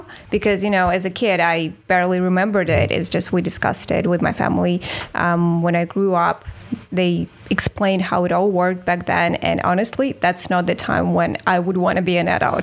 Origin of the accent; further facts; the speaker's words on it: Moscow, Russia; moved away; I grew up in Moscow in the capital.